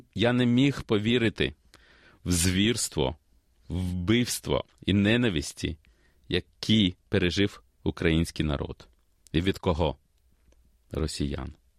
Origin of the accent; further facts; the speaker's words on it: Kyiv, Ukraine; also born or lived in Australia; now in Melbourne, Australia; Я народився в Києві і переїхав до Австралії в 94-му році з молодшою сестрою та батьками.